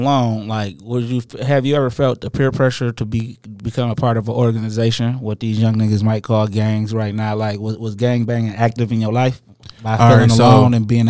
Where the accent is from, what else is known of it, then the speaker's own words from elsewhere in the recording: Inkster, Michigan, United States; I'm from Inkster, no doubt, and all of that. And I'm proud of that.